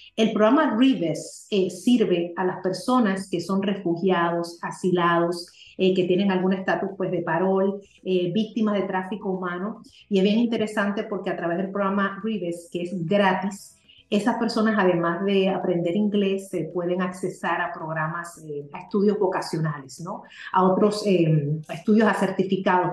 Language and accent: Spanish; Spain; also born or lived in Puerto Rico; now in Miami, United States; soy española de nacimiento.